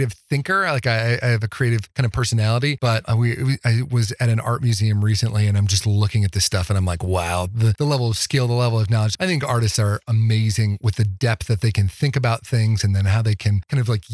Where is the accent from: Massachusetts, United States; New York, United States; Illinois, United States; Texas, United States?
Illinois, United States; outside of Chicago; also born or lived in Midwest; now in Fort Collins, United States; I grew up outside of Chicago